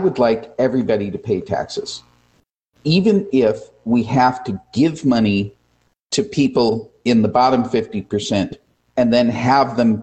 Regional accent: United States; as an American

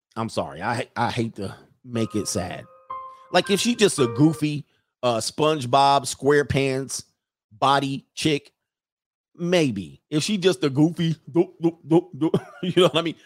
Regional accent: California, United States; I'm from California

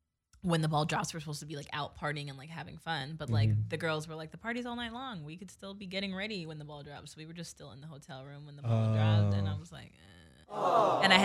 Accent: East Coast, United States; we are from East Coast

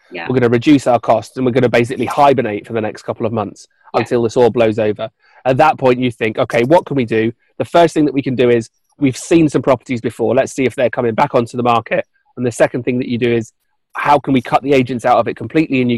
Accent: the Northeast, North East England, United Kingdom; So I was born in the Northeast. I've got family that live in the Northeast

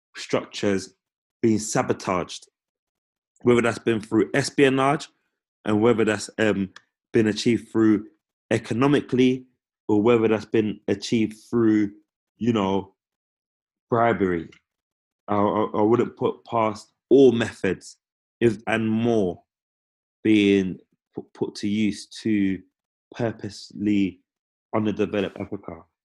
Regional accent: United Kingdom; being children of the empire, being born and raised in Britain

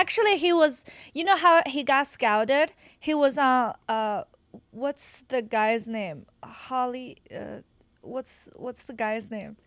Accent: Qingdao, Shandong, China; English is a second language; moved away as an adult; also born or lived in Nebraska / New York; now in United States; I'm from Qingdao

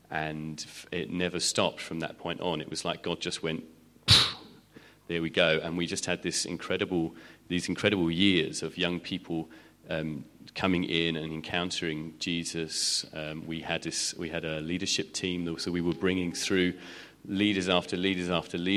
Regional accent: United Kingdom; which was wonderful because as British people, we went there and like, why have we got two services here?

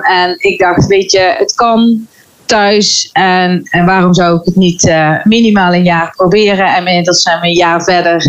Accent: Veghel, North Brabant, Netherlands; ik kom uit Vechel

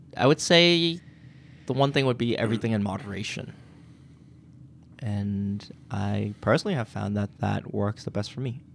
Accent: Quincy, Massachusetts, United States; also born or lived in Boston; we lived in Boston and my parents saw an opportunity to move to Quincy for the school system

